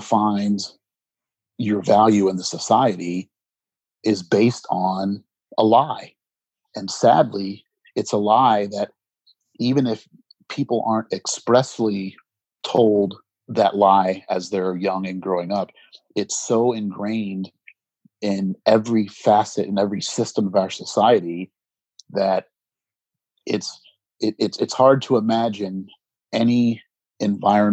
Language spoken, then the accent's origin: English; United States; I'm an American